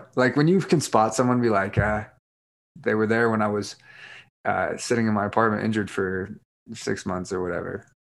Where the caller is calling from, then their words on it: Park City, Utah, United States; Park City.